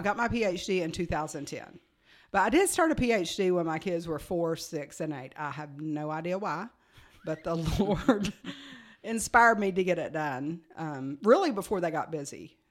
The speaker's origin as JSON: {"language": "English", "country": "United States", "moved": "as an adult", "lives_now": "Frisco, United States", "said": "we're from Virginia, Tennessee area, where Virginia and Tennessee touch"}